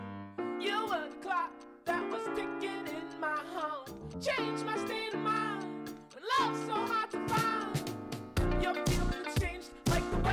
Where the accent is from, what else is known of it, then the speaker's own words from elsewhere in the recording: India; moved away; I meet them as an Indian